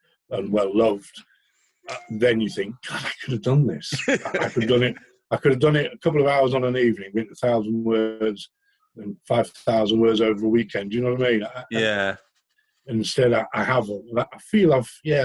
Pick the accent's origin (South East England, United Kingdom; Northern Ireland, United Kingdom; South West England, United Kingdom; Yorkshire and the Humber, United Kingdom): Yorkshire and the Humber, United Kingdom; Settle; also born or lived in Harpenden; now in Doncaster, United Kingdom; we moved up to the Yorkshire Dales when I was about six or seven